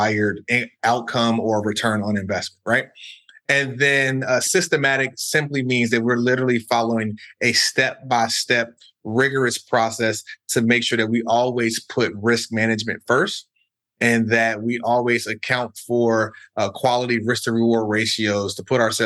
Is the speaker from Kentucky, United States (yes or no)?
no; Chicago, Illinois, United States; moved away as an adult; also born or lived in New York / California; I'm originally from the South Side of Chicago